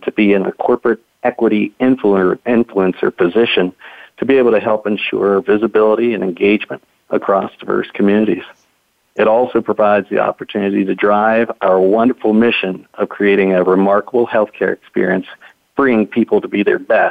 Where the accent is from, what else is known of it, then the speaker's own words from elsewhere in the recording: Pittsburgh, Pennsylvania, United States; moved away as an adult; also born or lived in Boston / Washington, D.C. area; I'm a native Pittsburgher, Pittsburgh, Pennsylvania, here in the U.S. I'm what's known as a boomeranger because I was raised in Pittsburgh, but I left and came back